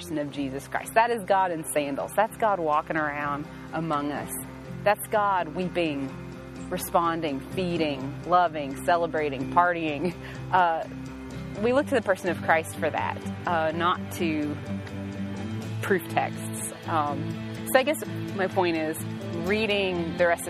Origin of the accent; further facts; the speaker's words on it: United States; I cannot stop being an American